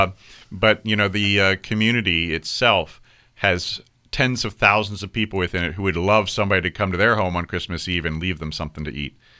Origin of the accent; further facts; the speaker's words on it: Virginia, United States; I grew up in Virginia.